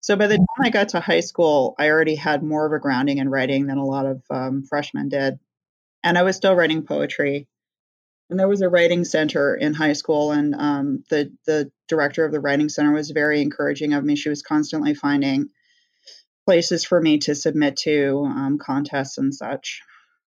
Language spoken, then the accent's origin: English; Northeast, United States; also born or lived in California; we moved to the Northeast when I was a little girl